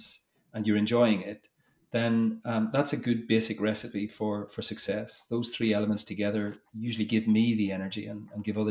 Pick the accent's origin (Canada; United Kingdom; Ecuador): United Kingdom; Northern Ireland; moved away as an adult; also born or lived in Toulouse, France / England; you probably tell by the accent, but I grew up in Northern Ireland